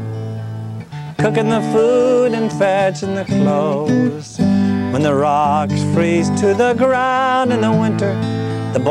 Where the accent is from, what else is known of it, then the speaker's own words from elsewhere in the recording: Galena, Illinois, United States; my hometown, Galena, Illinois, which is beautiful